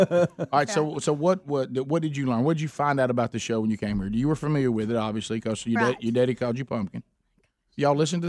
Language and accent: English; Alabama, United States; We're from Alabama